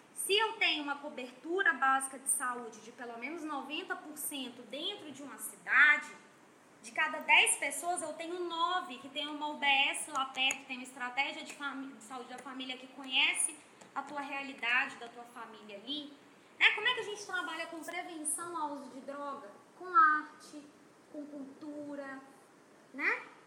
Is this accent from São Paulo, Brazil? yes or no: no; interior of Minas Gerais, Brazil; now in Manaus, Brazil; eu sou do interior de Minas